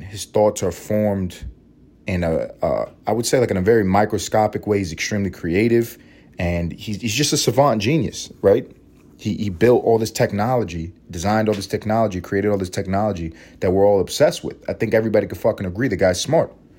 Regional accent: United States; I'm an American

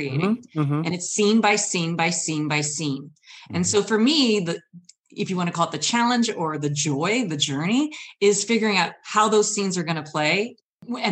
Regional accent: Michigan, United States; I've traveled from Michigan

